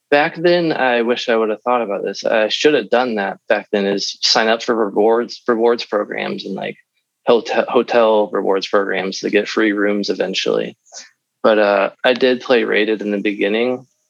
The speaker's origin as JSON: {"language": "English", "region": "Midwest", "country": "United States", "said": "we're from the Midwest"}